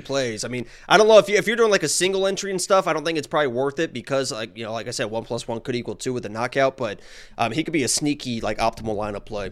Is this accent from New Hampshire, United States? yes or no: no; Nashville, Indiana, United States; moved away; where I grew up, where I lived on a lake